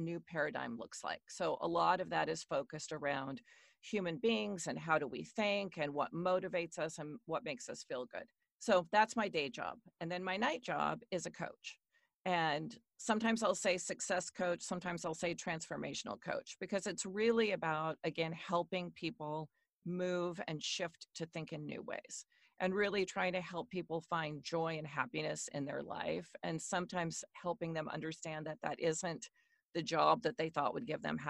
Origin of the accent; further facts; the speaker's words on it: Washington, United States; I am born and raised in Washington State in the U.S., so I'm a West Coaster.